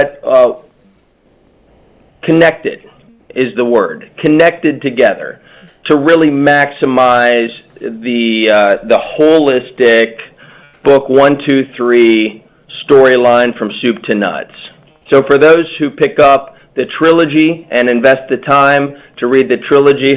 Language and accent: English; Cincinnati, Ohio, United States; I'm a lawyer from Cincinnati who now works in my family's business